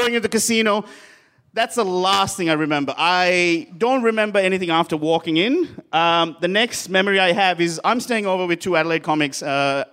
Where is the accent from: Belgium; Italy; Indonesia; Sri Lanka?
Sri Lanka; moved away; I am from Sri Lanka